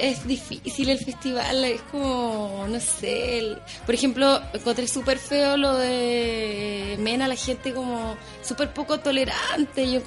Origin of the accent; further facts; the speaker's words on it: Viña del Mar, Valparaíso, Chile; Además, yo soy de Viña, nací en Viña.